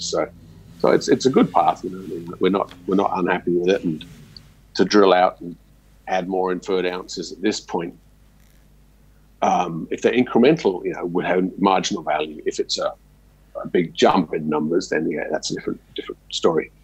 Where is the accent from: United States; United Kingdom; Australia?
Australia; me growing up in Australia, everything's RC drilling